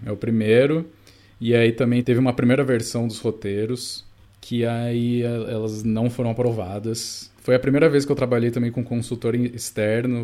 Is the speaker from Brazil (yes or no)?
yes; Rio Claro, São Paulo, Brazil; moved away as an adult; now in Ribeirão Preto, Brazil; não nasci em nenhum dos dois, nasci em Rio Claro, é uma ah, cidadezinha, ah, claro. é, perto de Bracicaba. É, uhum. Estudei lá até, enfim, terminei o colegial lá.